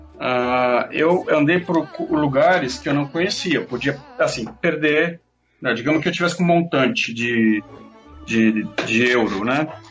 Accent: Brazil; eu sou do Brasil

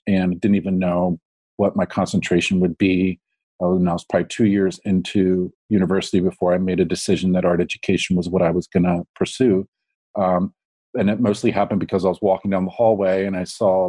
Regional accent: Baltimore, Maryland, United States; moved away as an adult; I grew up in Baltimore, and I went to just through the public school

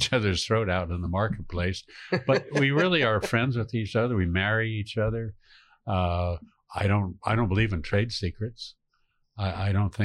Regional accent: San Francisco, California, United States; growing up in San Francisco

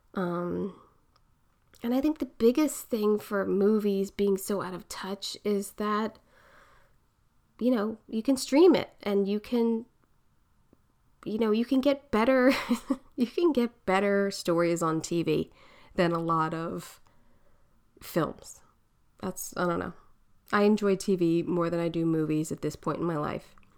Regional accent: Philadelphia, Pennsylvania, United States; accent: Philly; my Philly accent

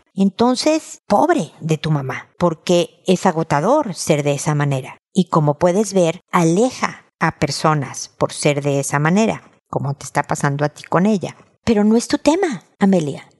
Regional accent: Mexico; en mi tierra en México

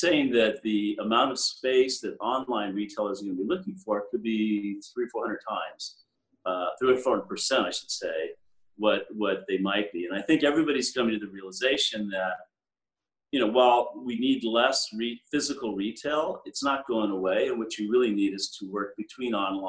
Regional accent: United States; also born or lived in Europe; I'm an American, but I work at a firm full of Canadians

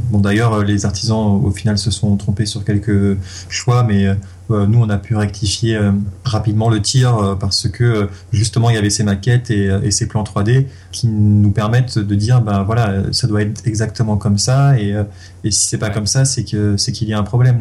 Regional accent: Le Mans, Pays de la Loire, France; moi je viens du Mans

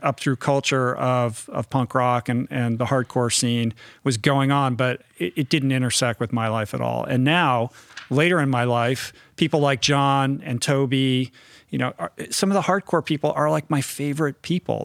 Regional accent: Washington, District of Columbia, United States; moved away as an adult; also born or lived in New York; I grew up in Washington, D C, um, but I grew up kind of in an inside the beltway.

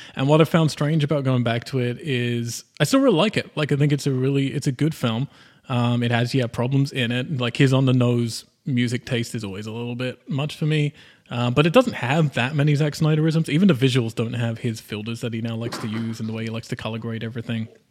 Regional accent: United Kingdom; I'm British

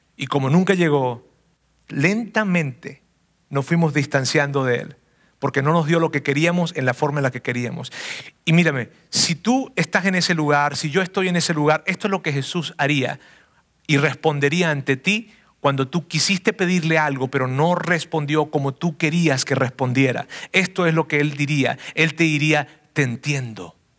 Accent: southern Venezuela, Venezuela; moved away as an adult; salí de mi ciudad natal, una ciudad que queda al sur de Venezuela

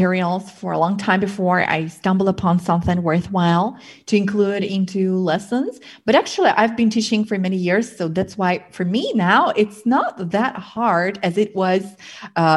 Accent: Belarus; born or raised there; English is a second language

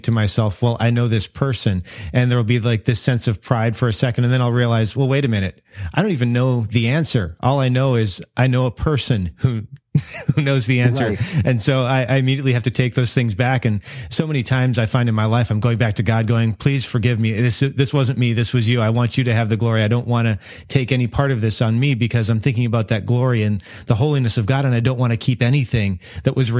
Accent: United States; I'm an American

